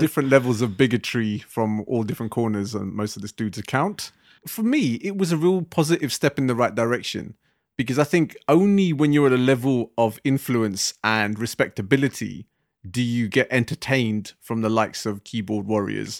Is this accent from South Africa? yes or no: no; London, United Kingdom; growing up in the Asian communities in West London, where I grew up